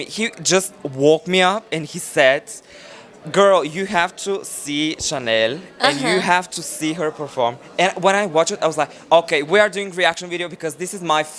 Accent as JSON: {"language": "English", "country": "Bulgaria", "said": "I come from Bulgaria."}